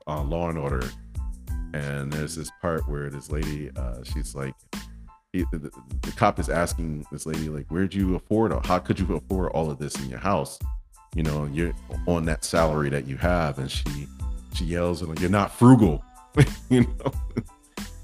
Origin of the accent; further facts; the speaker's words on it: Michigan, United States; now in Arizona, United States; I'm from Michigan